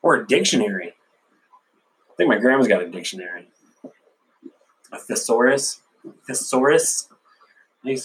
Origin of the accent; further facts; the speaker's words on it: Sanford, United States; I grew up in Sanford, guys, a small little village